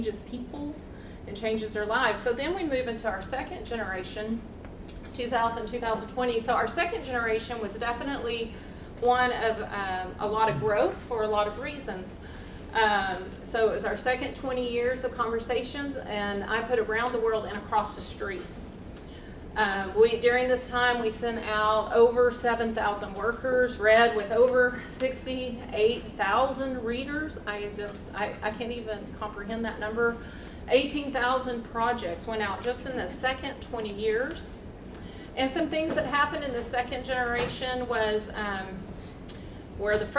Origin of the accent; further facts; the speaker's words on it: United States; first language English; I'm American, I speak one language, English